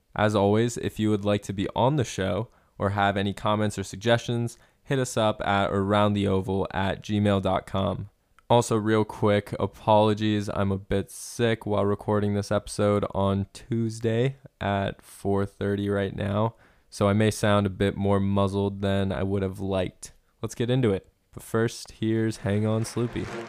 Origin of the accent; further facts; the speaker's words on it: Centerville, Ohio, United States; my hometown is Centerville, Ohio